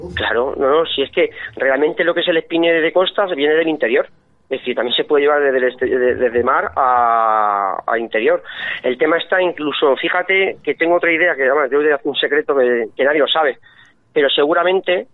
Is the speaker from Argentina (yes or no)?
no; Fuenlabrada, Community of Madrid, Spain; moved away; yo vivo aquí, pero yo soy de Fuenlabrada